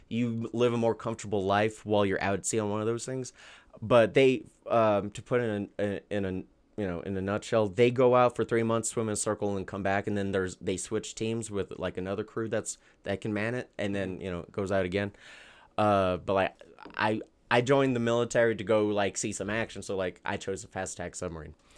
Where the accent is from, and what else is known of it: Albuquerque, New Mexico, United States; born or raised there